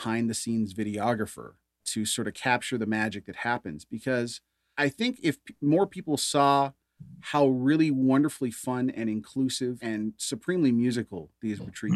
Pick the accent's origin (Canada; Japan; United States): Canada; I am American, but I, you know, because I've never lived there, grew up in Canada